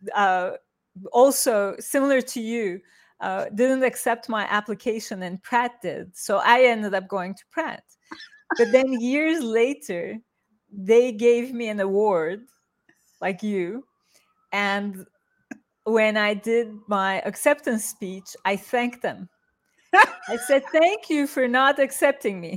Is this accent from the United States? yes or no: no; Turkey; moved away; I grew up in Turkey